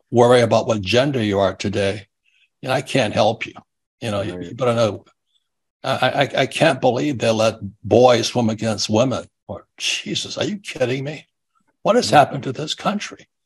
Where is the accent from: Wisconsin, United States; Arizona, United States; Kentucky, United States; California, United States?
Arizona, United States; Phoenix; I said, "I'm from I'm from Phoenix, Arizona, where we still can't count, and we're still counting the ballots here."